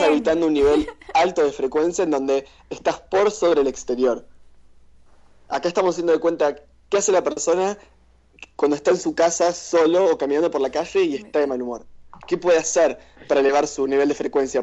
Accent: Argentina; Somos argentinos

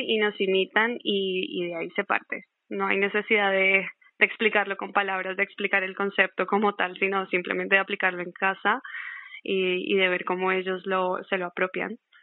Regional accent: Colombia; yo soy de Colombia

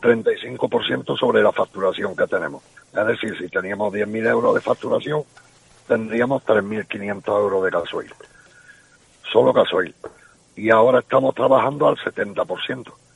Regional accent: Cabra, Andalusia, Spain; yo soy de Cabra, y estaba allí en mi pueblo

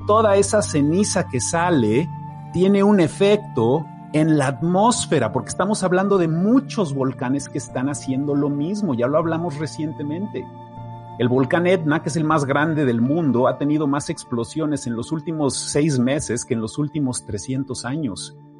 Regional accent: Mexico City, Mexico; yo soy de la Ciudad de México. Yo crecí a un lado de un volcán enorme, activo

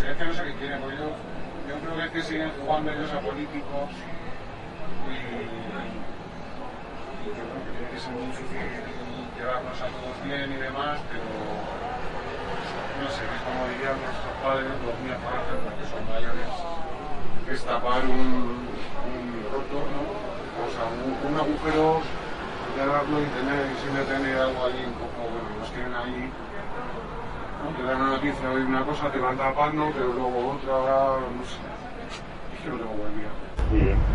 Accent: Madrid, Community of Madrid, Spain; Como madrileña, ¿no?

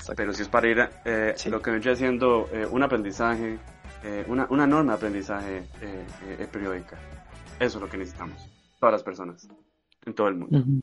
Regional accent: Costa Rica; uno como Tico

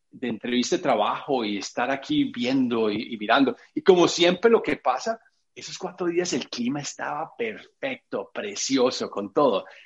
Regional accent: England, United Kingdom; Spanish is a second language; tú me conoces en mi, en mi, en mi lado de inglesa eh, también, yo tengo acento fuerte y, tengo una gramática a veces terrible

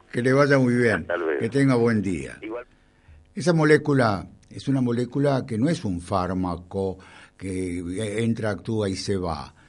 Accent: Temperley, Buenos Aires Province, Argentina; Yo nací en Temperley

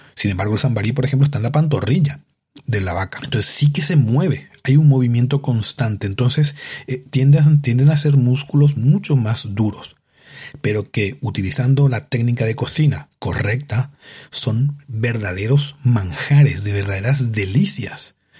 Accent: Paraguay; moved away as an adult; yo soy de Paraguay, que viví hasta los 25 años, 24, 25 años en Paraguay de forma constante

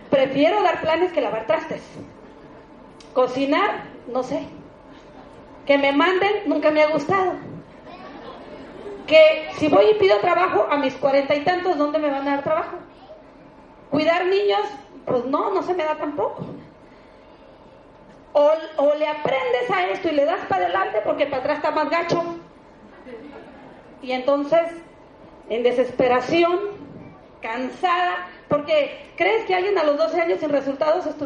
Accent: Tijuana, Baja California, Mexico; Yo, pobre, no vuelvo a Tijuana porque yo salí de Tijuana emocionada y eso sí, me ha gustado ser de palabra y le dije a mi familia, véanme bien porque voy a volver rica.

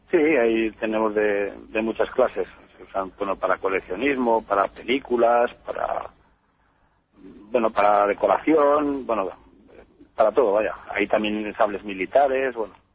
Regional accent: Teruel, Aragon, Spain; mi familia lleva, lleva aquí desde mi pueblo, en Serás que es un pequeño pueblo de Teruel, pues llevamos aquí desde, desde el siglo XIV o XV.

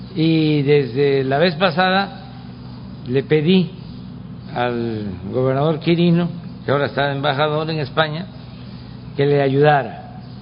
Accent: Tabasco, Mexico; allá en mi estado

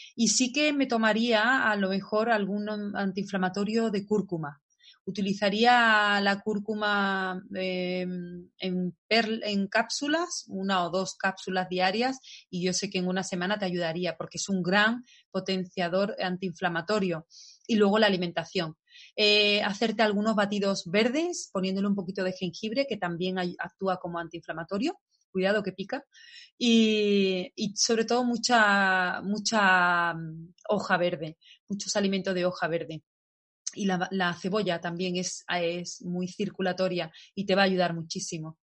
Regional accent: Spain; en mi país yo soy de España

